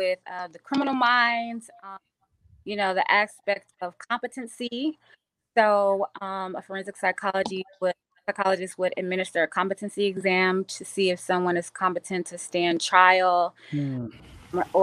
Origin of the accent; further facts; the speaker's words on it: Dallas, Texas, United States; also born or lived in Washington, District of Columbia, United States; now in California, United States; I'm originally from Dallas